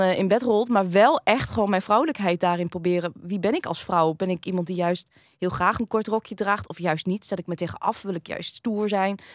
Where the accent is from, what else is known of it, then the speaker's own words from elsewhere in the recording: Groningen, Netherlands; ben ik hier geboren in Groningen. Mijn mhm. ouders komen dus allebei uit Vietnam.